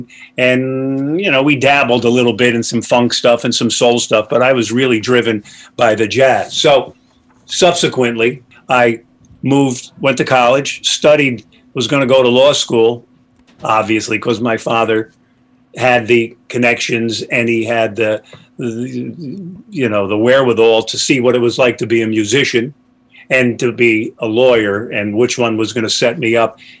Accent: Poughkeepsie, New York, United States; I grew up in Poughkeepsie, New York, and I was living in New York City

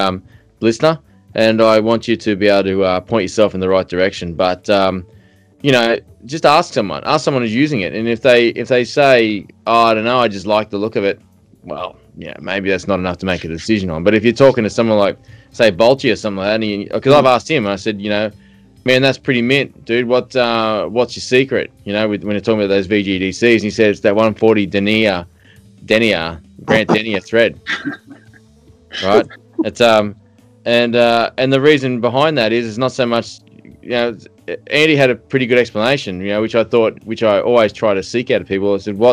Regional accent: Australia; I'm Australian

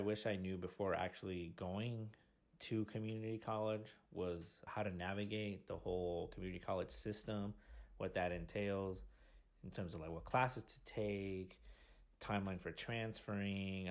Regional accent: Riverside, California, United States; moved away as an adult; now in Austin, United States; the community college that I attended was Riverside Community College back in my hometown

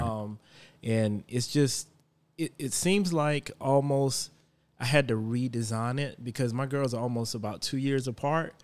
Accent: Florence, South Carolina, United States; also born or lived in Charlotte, North Carolina; now in Indian Land, United States; I'm from Florence, South Carolina, but I currently just moved to Indian land after living in Charlotte.

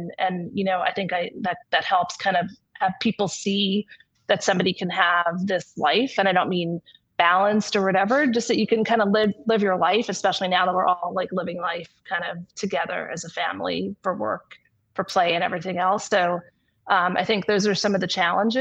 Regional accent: New York, United States; now in California, United States; I'm originally from New York

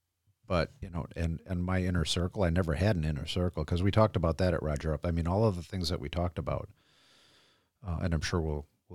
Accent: Groton, Connecticut, United States; born there; also born or lived in Norfolk, United States / Kings Bay, United States / Manitowoc, United States; now in Wisconsin, United States; I was born in Groton, Connecticut, on the naval base, the submarine base. So that's my origin.

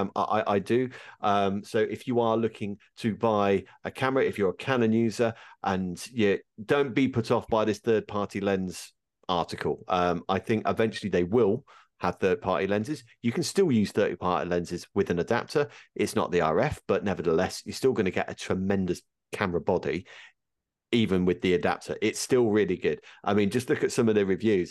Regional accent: United Kingdom

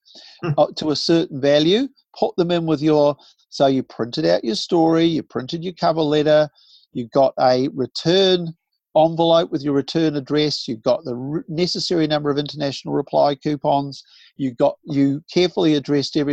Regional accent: Southland, New Zealand; moved away; I grew up partly in Southland.

